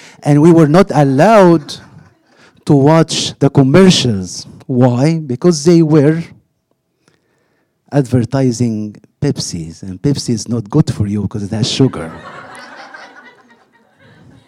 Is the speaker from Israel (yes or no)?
no; Egypt; moved away; I grew up in Egypt, where the only TV we had was black and white